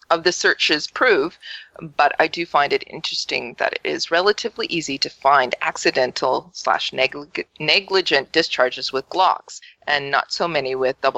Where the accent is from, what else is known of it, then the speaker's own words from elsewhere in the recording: Texas, United States; Uh, I know I'm a Texan, uh, and I'm supposed to say y'all, but yippee ki yay!